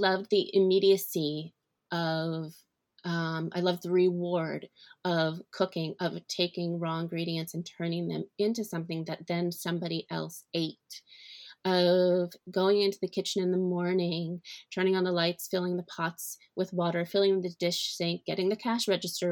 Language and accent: English; Philadelphia, Pennsylvania, United States; now in Brooklyn, United States; I grew up outside of Philadelphia in the suburbs